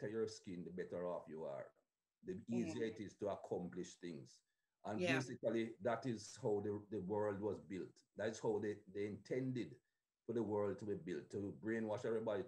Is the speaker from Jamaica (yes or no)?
yes; Jamaica; moved away; Growing up in Jamaica